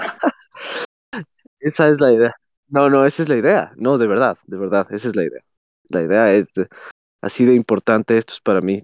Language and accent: Spanish; Ecuador; a nosotros como ecuatorianos